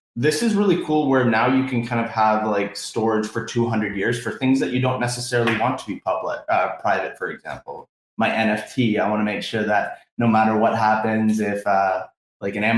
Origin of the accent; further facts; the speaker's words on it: Canada; As we are Canadian, we do say puck up here